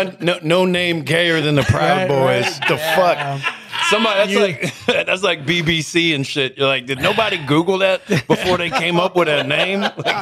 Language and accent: English; Indianapolis, Indiana, United States; moved away as an adult; also born or lived in Hollywood, California; now in Los Angeles, United States; I grew up in Indianapolis. But I've been out here for about 10 years.